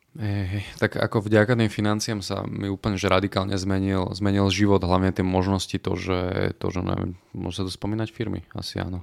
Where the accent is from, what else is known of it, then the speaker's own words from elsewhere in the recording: Píla, Slovakia; potom sme sa aj odsťahovali síce do dediny, ktorá má iba 500 obyvateľov Píla